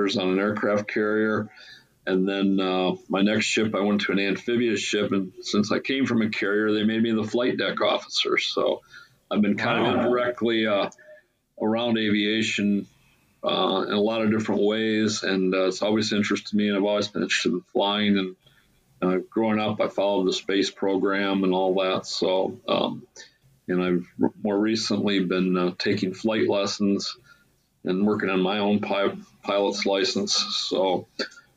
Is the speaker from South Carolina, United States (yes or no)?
no; Battle Creek, Michigan, United States; I grew up here in Battle Creek